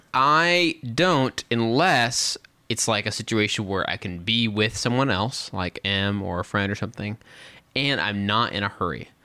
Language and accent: English; West Texas, United States; moved away; also born or lived in Dallas–Fort Worth area, Texas; I grew up out in West Texas